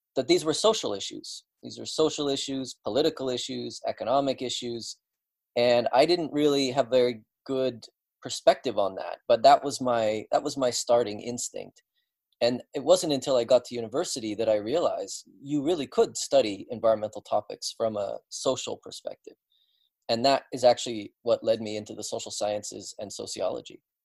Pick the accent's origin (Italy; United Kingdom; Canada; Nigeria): Canada; British Columbia; moved away; also born or lived in Sweden; in British Columbia, where uh, where I was born and grew up